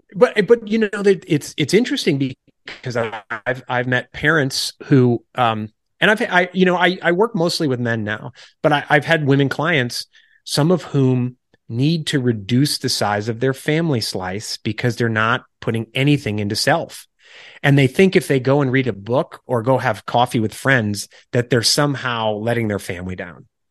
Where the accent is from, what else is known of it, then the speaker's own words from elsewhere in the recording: Illinois, United States; moved away as an adult; also born or lived in New York City / Washington, D.C. / Charleston, South Carolina; wife and I are originally from Illinois, uh, suburbs out to the rural area.